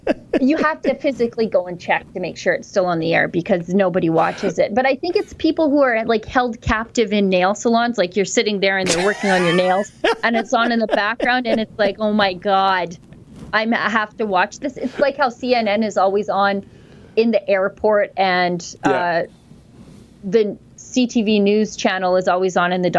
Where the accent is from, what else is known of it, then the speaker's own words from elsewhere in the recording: Orillia, Ontario, Canada; My hometown of Orillia, Ontario, has enforced anyone who is not a resident wanting to visit our parks a $50 a day parking fee.